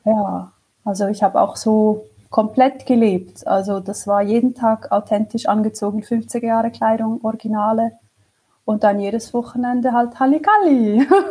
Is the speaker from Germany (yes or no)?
no; Switzerland; ich komme aus der Schweiz